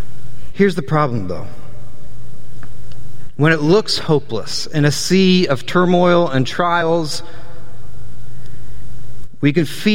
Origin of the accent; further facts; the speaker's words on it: New Jersey, United States; also born or lived in Delaware / Southern Virginia; We're from New Jersey, greatest state in the world